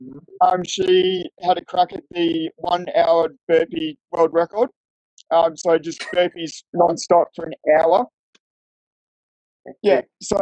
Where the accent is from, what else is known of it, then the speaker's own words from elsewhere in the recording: Fremantle, Western Australia, Australia; moved away as an adult; also born or lived in Perth; now in Tasmania, Australia; I'm from Fremantle